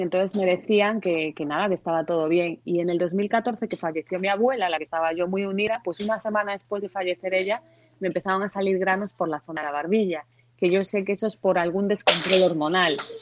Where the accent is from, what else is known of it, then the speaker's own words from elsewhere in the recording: Santiago de Compostela, Galicia, Spain; yo soy de Santiago de Compostela, pero me acuerdo cuando estaba en el colegio que debíamos tener pues igual nueve años o así, que íbamos, fuimos a Coruña de visita